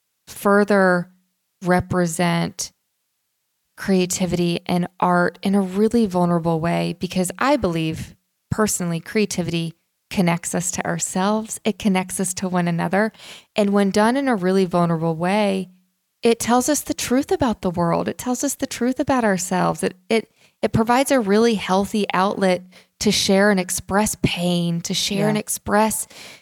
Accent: Tulsa, Oklahoma, United States; now in Nashville, United States; growing up in Tulsa, Oklahoma, my dad's from upstate New York. My mom's from New Jersey. And we were one of the only Jewish families in our neighborhood.

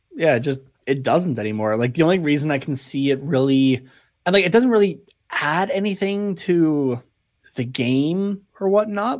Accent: Canada; I'm Canadian

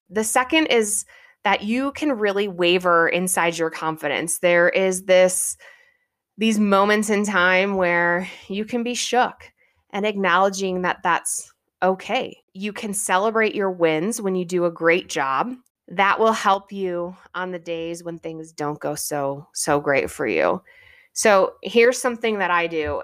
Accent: Midwest, United States; I'm a Midwestern girl. Growing up in the Midwest

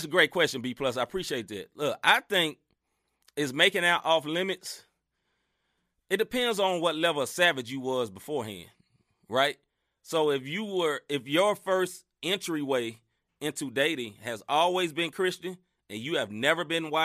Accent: Memphis, Tennessee, United States; moved away as an adult; now in St. Louis, United States; I am born and raised Memphis, Tennessee

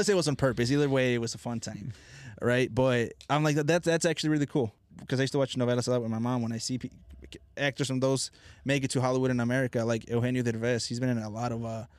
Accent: Mexico; now in United States; because I grew up in Mexico

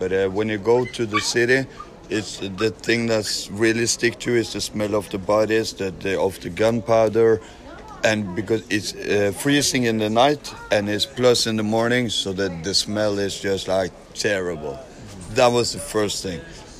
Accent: Norway; Yeah, I'm from Norway.

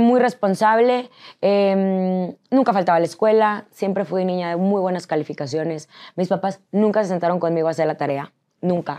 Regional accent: San Nicolás de los Garza, Nuevo León, Mexico; moved away as an adult; Yo soy de San Nicolás de los Garza, Nuevo León.

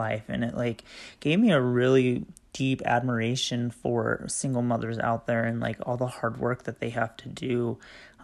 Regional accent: Utah, United States; I am from the Utah area

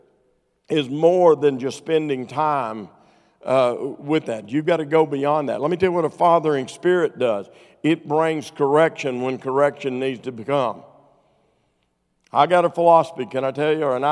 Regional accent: Arkansas, United States; I'm from Arkansas

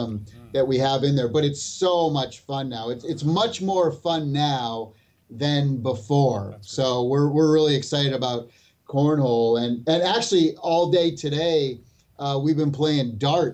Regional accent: Massachusetts, United States; Me and Smash were born and raised in Massachusetts

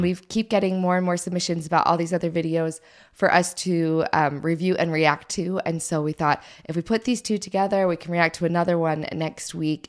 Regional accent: St. George, Utah, United States; I grew up in Saint George

